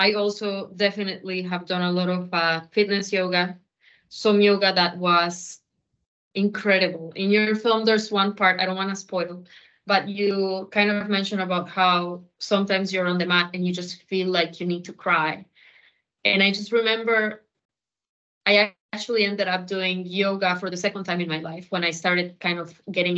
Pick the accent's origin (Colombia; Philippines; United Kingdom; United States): Colombia; I am Colombian